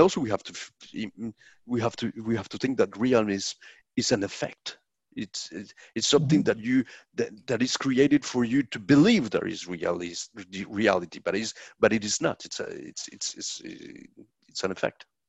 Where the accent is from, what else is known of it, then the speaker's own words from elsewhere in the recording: Colombia; i'm a colombian filmmaker